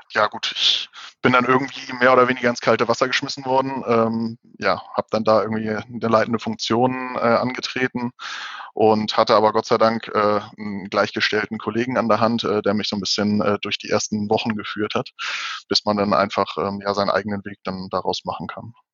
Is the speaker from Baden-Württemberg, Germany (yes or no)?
no; Hamburg, Germany; ich bin zwar gebürtiger Hamburger